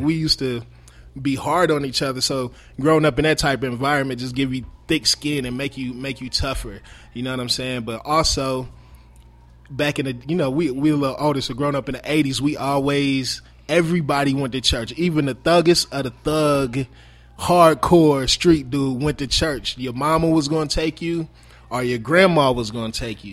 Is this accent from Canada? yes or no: no; Marion, Indiana, United States; I'm originally from Marion, Indiana. Um, I g, born and raised in Marion, Indiana. I moved to Indianapolis when I was fifteen years old